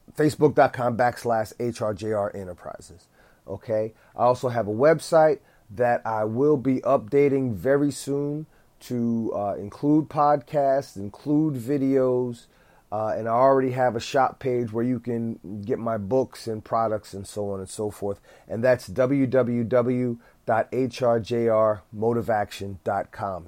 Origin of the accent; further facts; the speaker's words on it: East Orange, New Jersey, United States; I did get hired by my hometown, East Orange